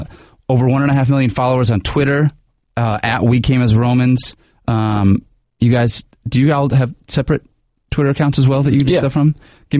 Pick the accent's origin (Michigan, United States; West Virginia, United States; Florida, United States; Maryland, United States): Michigan, United States; growing up in Michigan